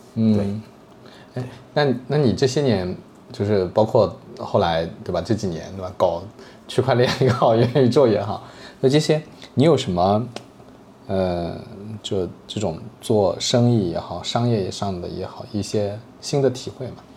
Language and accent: Chinese; Jiangsu, China; moved away; 我老家是江苏的啊